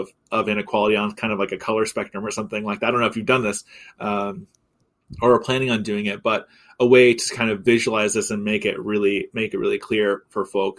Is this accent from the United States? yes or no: yes; Missouri, United States; now in Texas, United States; my home state of Missouri